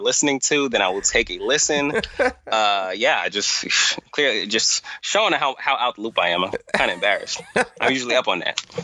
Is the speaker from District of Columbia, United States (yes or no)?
no; New York, United States; I'm from New York